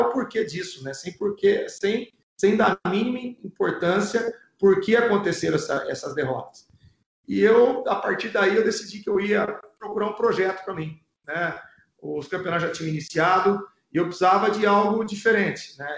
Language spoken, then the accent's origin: Portuguese; São Paulo, Brazil; eu sou aqui de São Paulo